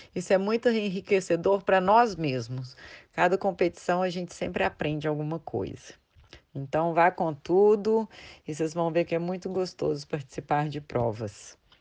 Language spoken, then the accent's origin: Portuguese; Belo Horizonte, Minas Gerais, Brazil; eu sou de Belo Horizonte, eu estou com 39 anos